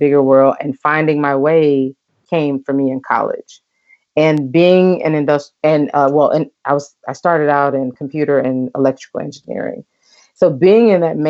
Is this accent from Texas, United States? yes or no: no; Mississippi, United States; moved away as an adult; also born or lived in Mexico; I'm from Mississippi